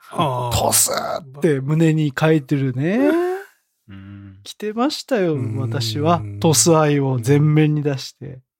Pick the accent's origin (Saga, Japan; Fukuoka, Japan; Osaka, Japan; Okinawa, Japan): Saga, Japan; Tosu; born or raised there; moved away